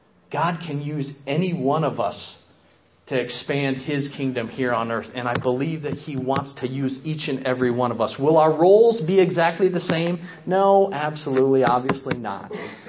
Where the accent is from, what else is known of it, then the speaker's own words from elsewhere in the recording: Papua New Guinea; moved away; also born or lived in Michigan; I was born in Michigan in 1978. And when I was 6 months old, my parents jumped on a plane in Los Angeles, California, along with my older brother and myself, and we flew halfway around the world to the country of Papua New Guinea.